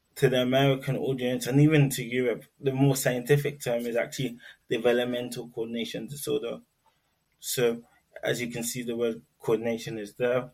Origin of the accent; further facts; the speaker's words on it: London, United Kingdom; now in Newcastle, United Kingdom; I was born in London, Greenwich Hospital to be precise